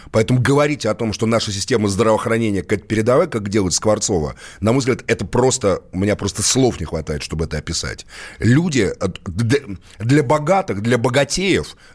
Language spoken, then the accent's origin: Russian; Moscow, Russia; born there; Нет, я тоже родился в Москве